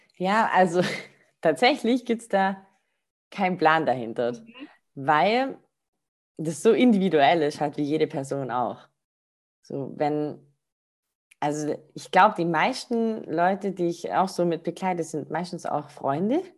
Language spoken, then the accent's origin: German; Rottweil, Baden-Württemberg, Germany; ich komme aus Rottweil, das ist so zwischen Stuttgart und ähm, Bodensee